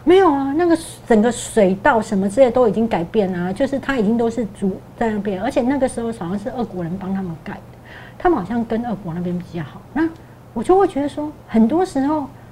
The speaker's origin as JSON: {"language": "Chinese", "country": "Taiwan", "said": "我们台湾人"}